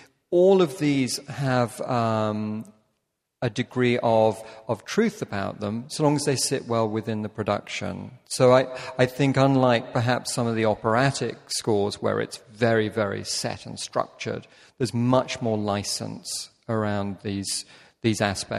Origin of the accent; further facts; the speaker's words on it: United Kingdom; as a Brit, that hurts.